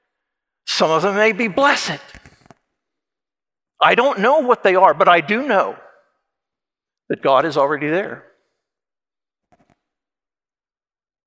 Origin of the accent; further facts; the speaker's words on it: Kansas, United States; moved away as an adult; also born or lived in Indiana; I was from Kansas.